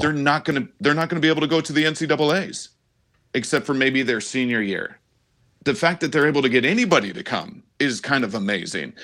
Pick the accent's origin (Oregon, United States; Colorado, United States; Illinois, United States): Colorado, United States; Denver; moved away; I grew up in Denver